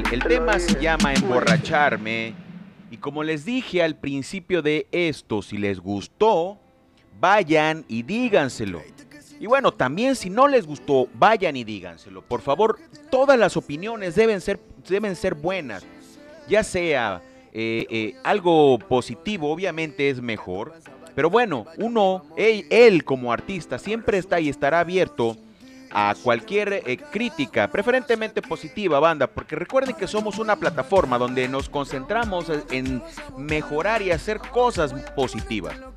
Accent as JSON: {"language": "Spanish", "town": "Lerdo de Tejada", "region": "Veracruz", "country": "Mexico", "tie": "born or raised there", "said": "de donde yo soy originario"}